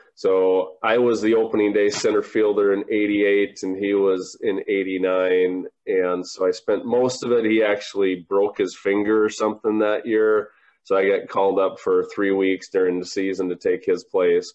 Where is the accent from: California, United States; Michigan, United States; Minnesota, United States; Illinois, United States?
Minnesota, United States; born or raised there